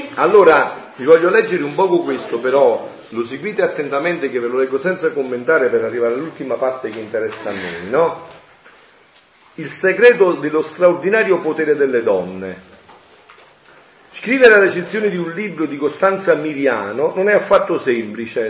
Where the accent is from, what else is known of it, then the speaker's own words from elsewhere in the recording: Naples area, Campania, Italy; al mio paese